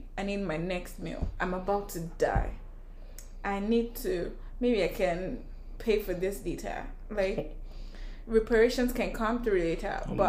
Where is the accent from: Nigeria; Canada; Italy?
Nigeria; I'm Nigerian